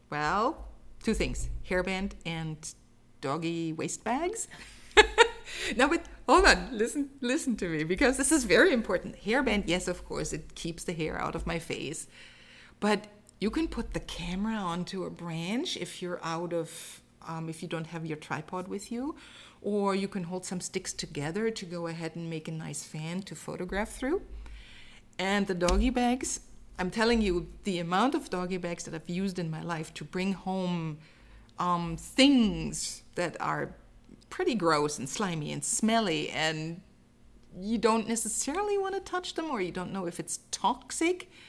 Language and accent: English; Germany; So you remember that I said I'm from Germany, and um, basically every year um, we had six weeks of vacation um, in the summer, and we spent those six weeks on the Danish waterfront.